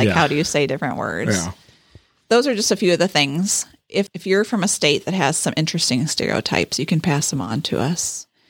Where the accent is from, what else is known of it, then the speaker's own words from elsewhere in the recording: Waxahachie, Texas, United States; also born or lived in Dallas; And I grew up in Dallas through fourth grade, and then I moved to a little town just out there called Waxahachie.